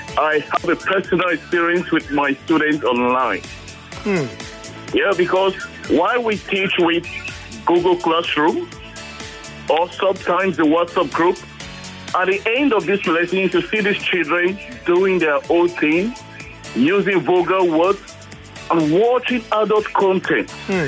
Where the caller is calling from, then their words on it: Gbetu Awoyaya, Lagos, Nigeria; I'm calling from Gbetu Awoyaya.